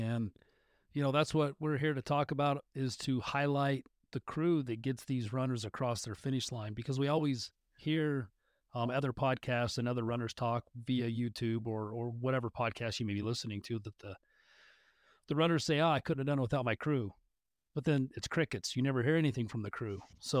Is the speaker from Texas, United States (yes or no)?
no; Utah, United States; I grew up in Northern Utah, born and raised.